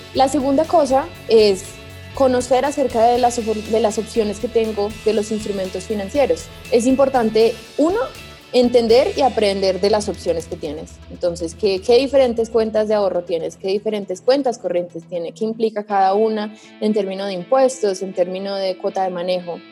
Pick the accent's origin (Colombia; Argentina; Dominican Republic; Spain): Colombia; yo soy de Colombia